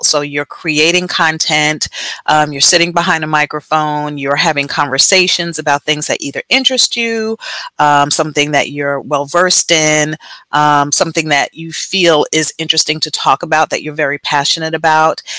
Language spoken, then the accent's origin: English; Jersey City, New Jersey, United States; moved away; also born or lived in Texas; born and raised in Jersey City, lived in Texas for about 20 years, 20 plus years